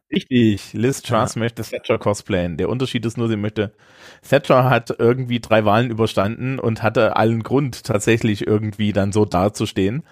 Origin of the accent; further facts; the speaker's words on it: Germany; als Deutsche